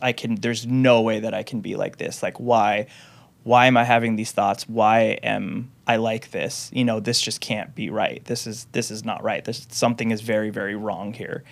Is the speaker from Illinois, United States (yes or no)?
no; Renton, Washington, United States; also born or lived in Seattle, Washington; I grew up in the Renton, Washington area